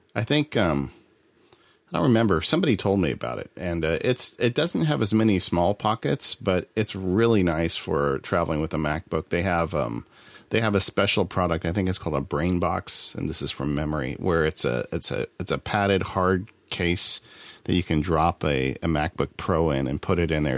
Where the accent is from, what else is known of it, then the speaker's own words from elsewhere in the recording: Southern California, United States; I'm from Southern California